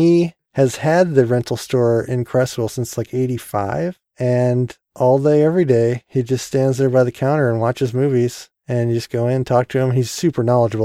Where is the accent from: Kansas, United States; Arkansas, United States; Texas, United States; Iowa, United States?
Iowa, United States; Cedar Rapids; also born or lived in Brandon, Iowa; we grew up in Cedar Rapids, which is a pretty big city